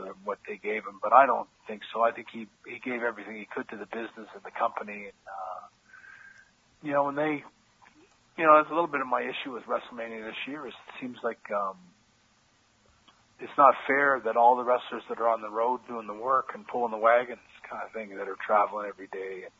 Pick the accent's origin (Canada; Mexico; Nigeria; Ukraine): Canada; moved away; also born or lived in United States; I'm a Canadian guy